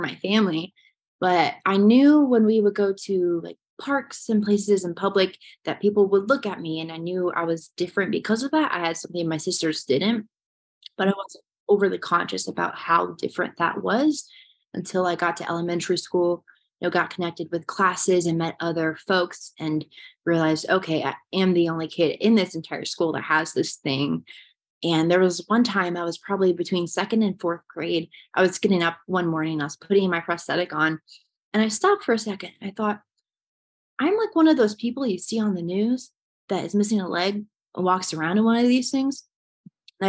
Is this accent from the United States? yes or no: yes; Swisher, Iowa, United States; I grew up in Swisher, Iowa, just south of Cedar Rapids